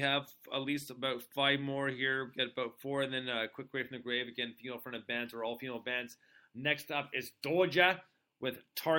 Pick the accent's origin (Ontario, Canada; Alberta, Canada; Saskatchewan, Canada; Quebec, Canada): Quebec, Canada; Montreal; also born or lived in United States; So, I was born and raised in Montreal, moved to the U.S. for a little bit, then moved back to Canada.